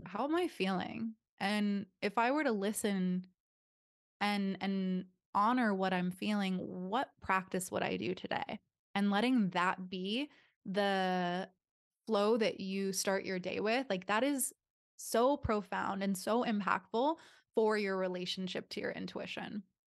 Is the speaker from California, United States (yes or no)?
yes; Southern California, United States; now in Austin, United States; I'm from Southern California